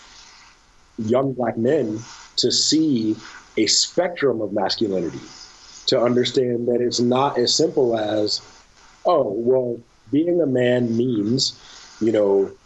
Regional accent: Detroit, Michigan, United States; I grew up in Detroit, and I grew up in Detroit in a time where there were, I met three, a grand total of three people that were not black

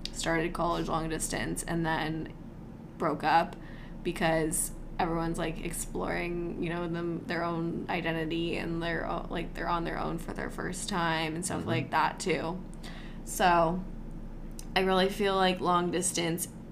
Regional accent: California, United States; I was from California and he's from Michigan. We both went to high school, like, in those respective places

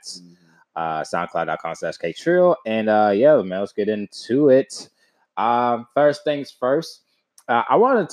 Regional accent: Texas, United States; I'm from Texas

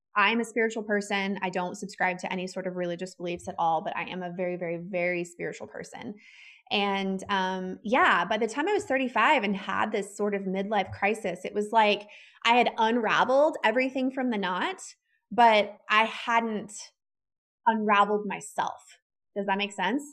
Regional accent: the South, United States; growing up the way that my husband and I grew up and living in the South and the Bible Belt

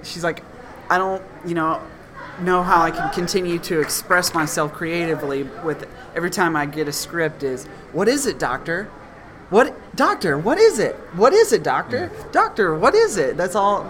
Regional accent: Tennessee, United States; my home state of Tennessee

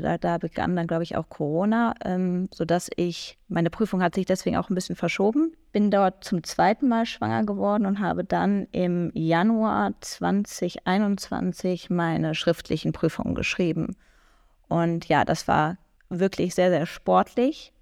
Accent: near Düsseldorf, North Rhine-Westphalia, Germany; ich komme aus Nordrhein-Westfalen und zwar genauer aus der Nähe von Düsseldorf

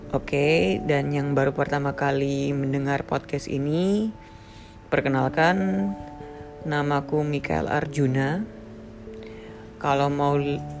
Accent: Papua, Indonesia; moved away as an adult; also born or lived in Jakarta; aku yang dari Papua

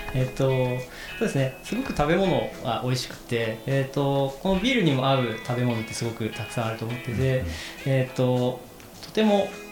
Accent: Kumamoto, Japan; now in Tokyo, Japan; 同じ熊本出身で

